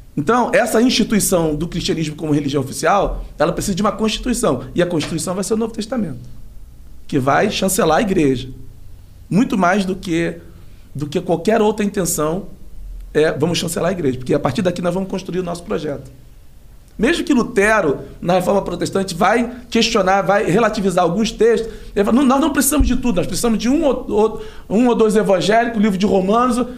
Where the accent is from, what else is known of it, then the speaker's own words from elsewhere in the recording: São Gonçalo, Rio de Janeiro, Brazil; moved away; also born or lived in Goiânia / Brasília; Eu sou de São Gonçalo, que é uma cidade encostada ali em Niterói. Niterói. E numa, num morro chamado Morro da Coreia. Nasci nesse morro